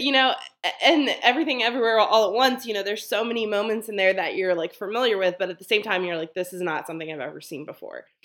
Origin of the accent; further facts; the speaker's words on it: Baltimore, Maryland, United States; I am from Baltimore